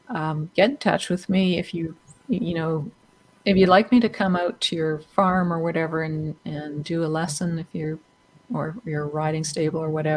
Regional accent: Canada; also born or lived in London, United Kingdom / Vancouver, Canada; being Canadian, you know, we could at least get by in French

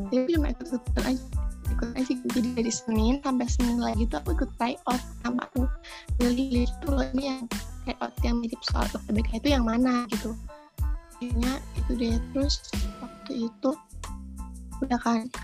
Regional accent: Tegal, Central Java, Indonesia; asal aku dari Tegal, Jawa Tengah.

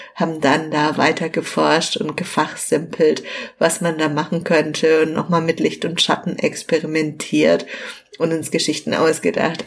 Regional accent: Southern Germany, Germany; hier bei uns in Süddeutschland

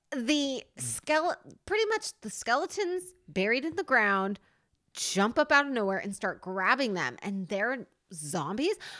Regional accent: New Jersey, United States; I'm from Jersey, and I have an accent that comes out every once

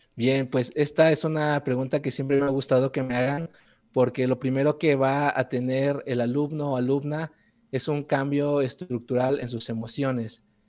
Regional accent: Puebla, Mexico

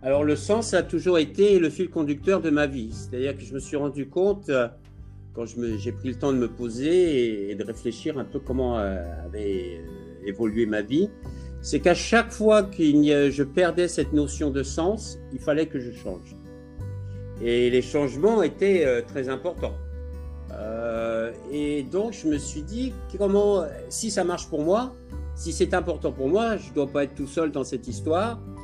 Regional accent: Fontainebleau, Île-de-France, France; moved away as an adult; also born or lived in Bora Bora / Maldives / Indonesia / Thailand; je viens de Fontainebleau. J'ai eu une enfance et une éducation très proche de la nature

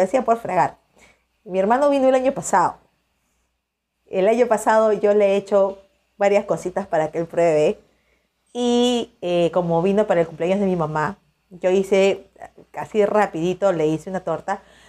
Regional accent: Peru; soy de Perú

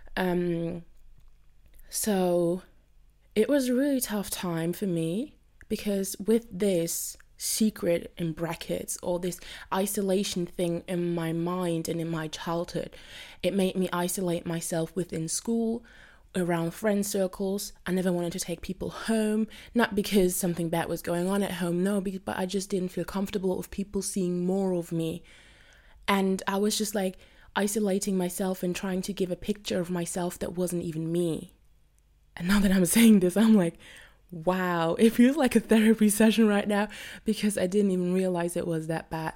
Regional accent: Germany; I'm from Germany.

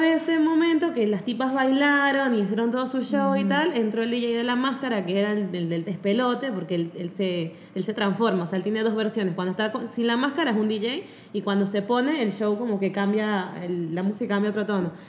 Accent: Mérida, Venezuela; moved away; yo soy de Mérida

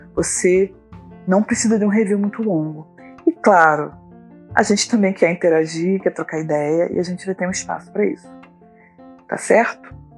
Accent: Duque de Caxias, Rio de Janeiro, Brazil; also born or lived in Niterói, Brazil; eu sou do Rio de Janeiro, nasci em Duque de Caxias, atualmente moro na cidade de Niterói.

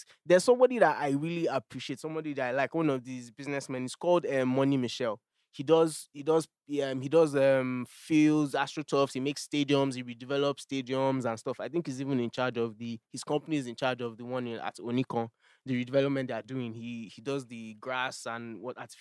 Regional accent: Nigeria; I am a Nigerian

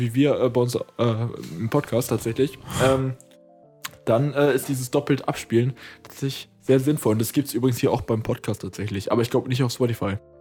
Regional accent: Potsdam, Brandenburg, Germany; moved away as an adult; now in Berlin, Germany; ich bin ja geborener Berliner, ich bin zwar zum größten Teil aufgewachsen in Potsdam so und wohne jetzt wieder in Berlin

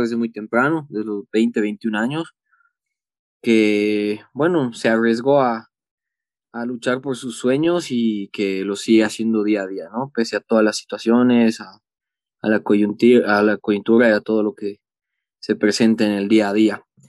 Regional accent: Bolivia; deportista por Bolivia unos 16 años

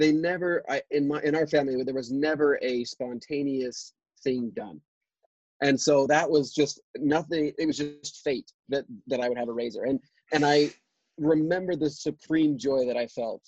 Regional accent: Alpine, United States; I grew up in Alpine, because my family was extremely blessed.

